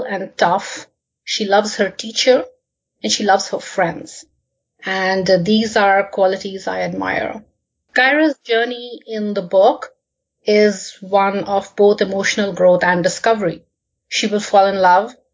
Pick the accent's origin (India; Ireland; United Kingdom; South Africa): India; moved away as an adult; now in Canada; I was born and brought up in India, but I have lived and worked in many different countries